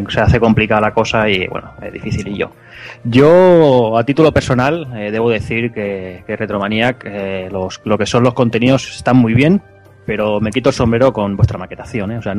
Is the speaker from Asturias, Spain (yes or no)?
no; Málaga, Andalusia, Spain; yo soy de Málaga.